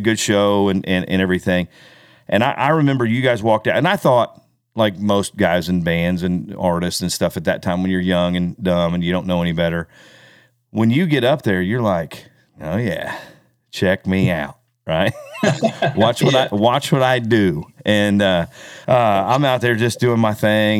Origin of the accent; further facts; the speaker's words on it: Kansas City, Missouri, United States; We're from Kansas City, so we're home